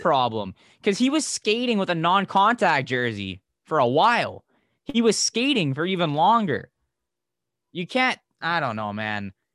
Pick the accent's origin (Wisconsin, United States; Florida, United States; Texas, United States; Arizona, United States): Florida, United States; South; Growing up in South Florida